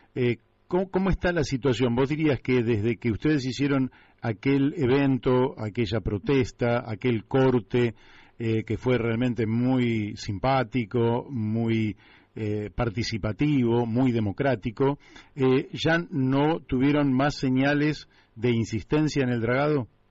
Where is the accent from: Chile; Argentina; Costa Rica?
Argentina; somos pocos los argentinos